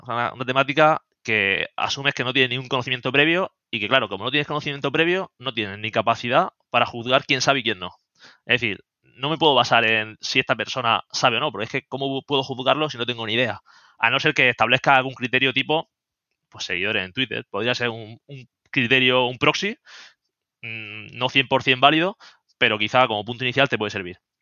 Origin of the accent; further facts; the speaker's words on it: Murcia, Region of Murcia, Spain; also born or lived in Germany / Seville; now in Madrid, Spain; soy de Murcia, aunque estoy viviendo en Madrid